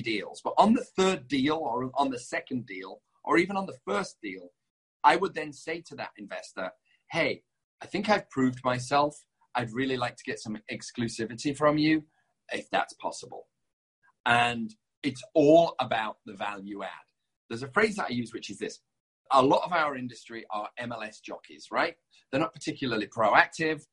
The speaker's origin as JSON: {"language": "English", "town": "Leeds", "region": "Yorkshire and the Humber", "country": "United Kingdom", "also_born_or_lived": "London", "moved": "yes", "lives_now": "Los Angeles, United States", "said": "I'm not from London. I'm from a town called Leeds"}